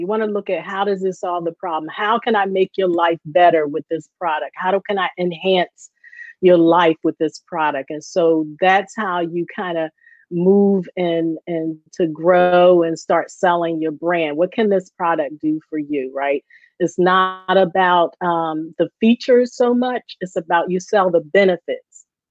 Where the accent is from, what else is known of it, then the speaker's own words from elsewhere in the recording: Baltimore, Maryland, United States; moved away as an adult; now in Philadelphia, United States; I grew up uh, in Baltimore, um, born and raised in Baltimore, and then I went off to college, and I moved to Philly